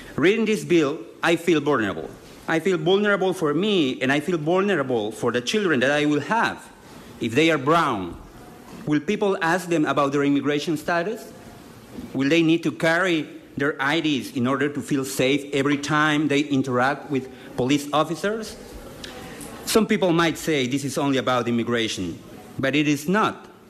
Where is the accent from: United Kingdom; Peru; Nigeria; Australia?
Peru; moved away as an adult; now in Lewiston, United States; I work in Lewiston as an interpreter, and I was born in Peru